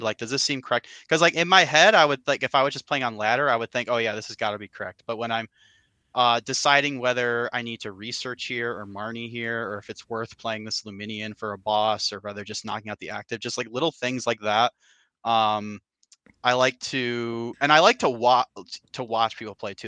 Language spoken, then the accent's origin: English; Cleveland, Ohio, United States; I'm from the Cleveland, Ohio area, Cleveland slash Akron, Ohio area